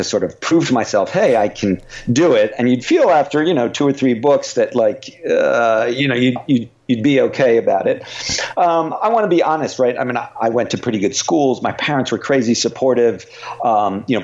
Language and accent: English; United States; because I live here and you know, grew up here and so feel, you know, I am really American